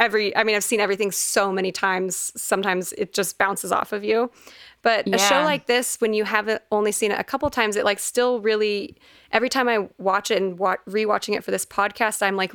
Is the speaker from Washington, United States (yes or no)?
no; Fort Worth, Texas, United States; born or raised there